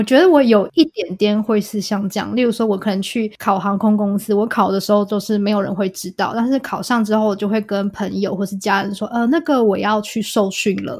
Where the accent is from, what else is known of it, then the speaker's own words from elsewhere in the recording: Taiwan; now in United States; 婷婷跟我都是台湾人。对，我们，我在台湾长大的